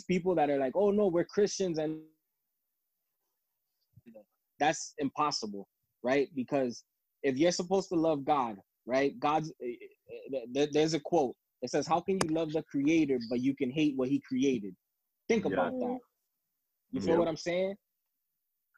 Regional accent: Dominican Republic; now in United States; I was born in the Dominican Republic. I've been here since 1991.

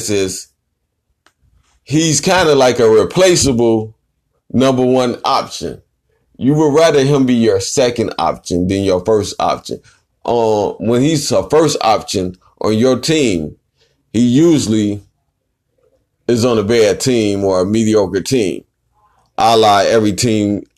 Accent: Chicago, Illinois, United States; I'm from Chi-Town, South Side. Where I reside

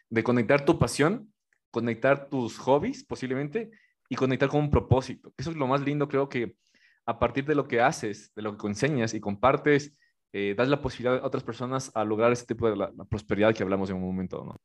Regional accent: Ecuador; soy ecuatoriano.

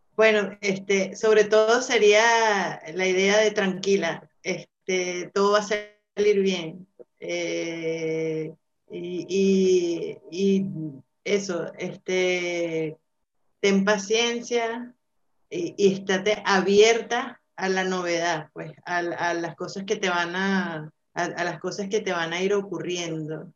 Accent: Venezuela; moved away as an adult; now in Madrid, Spain; los venezolanos hemos sido muy bien recibidos acá

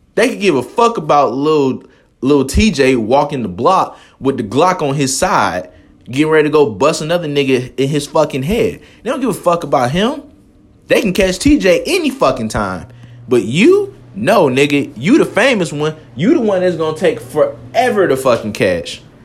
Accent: Atlanta, Georgia, United States; I'm from Atlanta

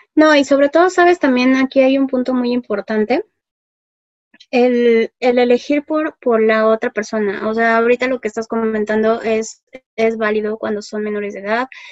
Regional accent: Mexico; somos los mexicanos

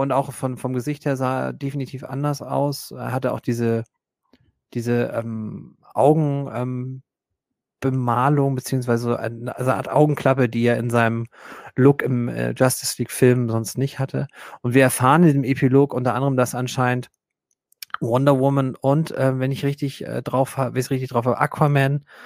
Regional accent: Germany; für uns als Deutsche

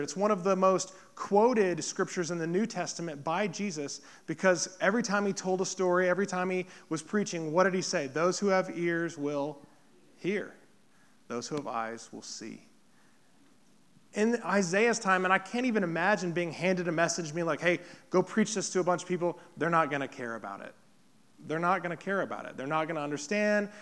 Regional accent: Poplar Bluff, Missouri, United States; moved away as an adult; also born or lived in Kansas City, Missouri; now in Blue Springs, United States; Popper Bluff is where I grew up. This is my hometown

